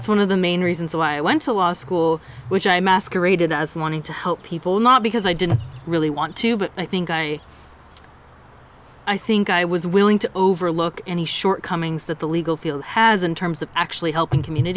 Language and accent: English; San Diego, California, United States; I grew up in San Diego, California, my whole life